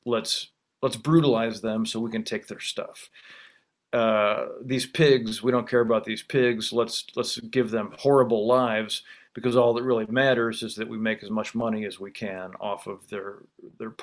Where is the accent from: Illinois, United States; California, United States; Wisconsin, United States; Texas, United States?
Illinois, United States; I'm from Illinois, farm country